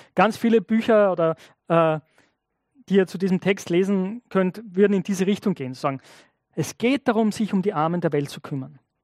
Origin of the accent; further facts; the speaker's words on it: Austria; als Österreicher